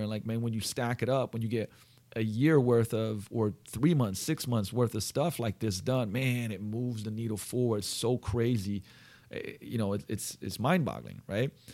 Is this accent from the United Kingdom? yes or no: no; Slovenia; moved away; I'm from Slovenia. We used to gl-, eat goulash growing up